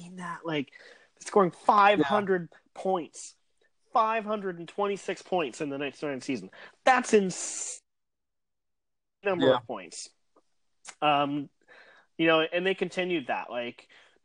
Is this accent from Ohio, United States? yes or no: yes; Ohio, United States; I'm from Ohio